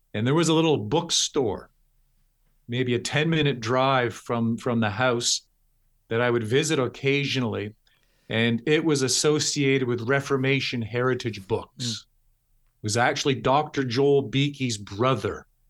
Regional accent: Toronto, Ontario, Canada; moved away as an adult; also born or lived in London, United Kingdom / Texas, United States; born and raised in Toronto, Toronto, Ontario

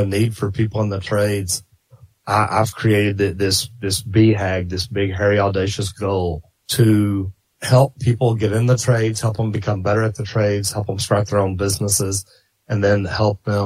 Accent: Dallas, Texas, United States; I grew up in Dallas and I grew up in the 70s

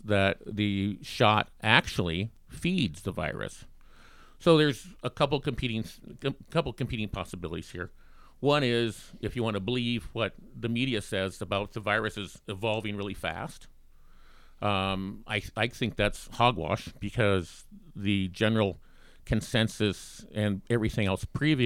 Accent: Bighorn, United States; moved away; also born or lived in Minnesota / Kansas; I grew up in Bighorn

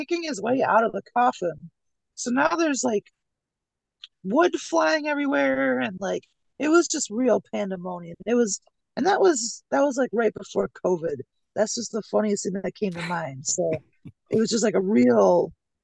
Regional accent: Rochester, New York, United States; my hometown, Rochester, New York

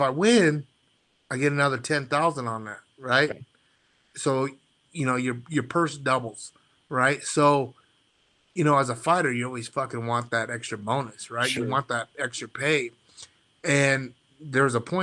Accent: North Platte, Nebraska, United States; I'm a kid from North Platte, Nebraska, small town

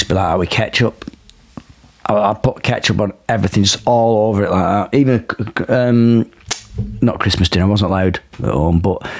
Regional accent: Milnrow, North West England, United Kingdom; I grew up in Milnrow, right on the edge of the Pennines, and it's the last junction on the M62, exit 21, where before you get to Yorkshire.

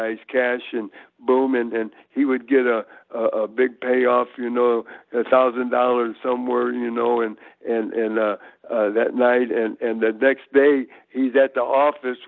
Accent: Hammond, Indiana, United States; also born or lived in Tennessee; now in Virginia, United States; we came up from Tennessee, was all born in Tennessee, but I was raised in Hammond, Indiana

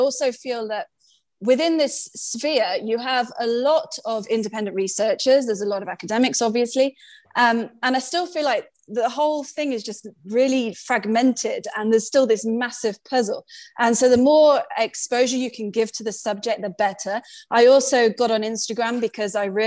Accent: United Kingdom; accent: British; now in Malta; I'm British, clearly from the accent

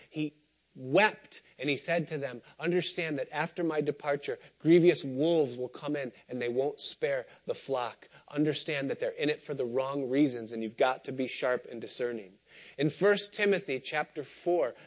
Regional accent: Rochester, New York, United States; When I was growing up outside of Rochester in the 1980s

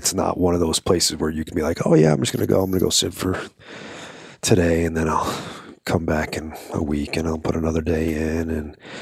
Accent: Long Island, New York, United States; moved away; I'm from New York as well, but I'm from Long Island

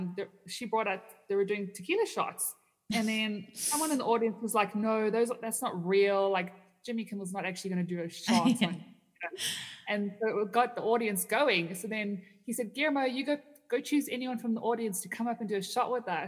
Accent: Canada; no, I'm from Canada, and I'm just here at a conference.

